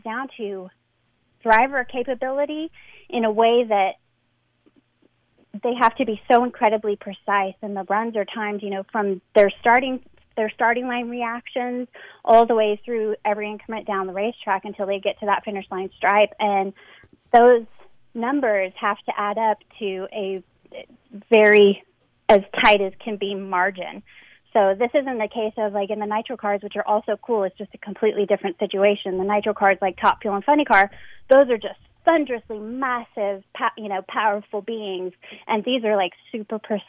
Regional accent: Southern California, United States; I was raised in Southern California

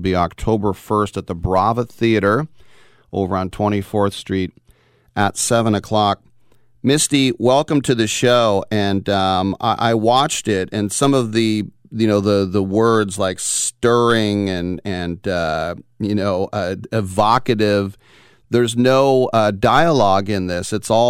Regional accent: Oakland, California, United States; I'm an Oakland guy, third generation, and the first house I ever bought was in Oakland

